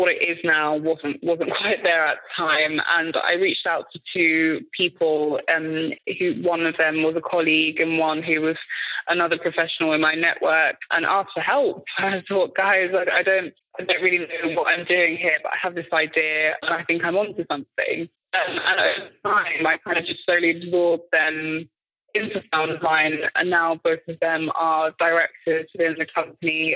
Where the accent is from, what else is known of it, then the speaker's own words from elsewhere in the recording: London, United Kingdom; I grew up in Tottenham in North London